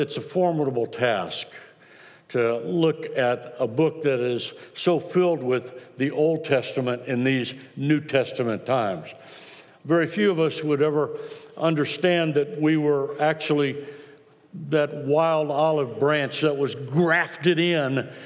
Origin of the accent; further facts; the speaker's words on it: Austin, Texas, United States; Ann and I were both born in Austin